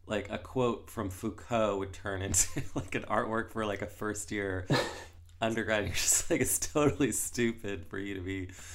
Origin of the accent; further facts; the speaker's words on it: Canada; also born or lived in Toronto / United States; I'm from Canada